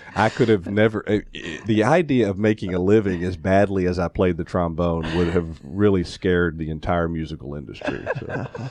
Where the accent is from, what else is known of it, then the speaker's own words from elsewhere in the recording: Atlanta, Georgia, United States; moved away as an adult; also born or lived in Columbia, South Carolina / Fort Worth, Texas / Albuquerque, New Mexico / Memphis, Tennessee; I grew up here in Atlanta, um, went to Tucker High School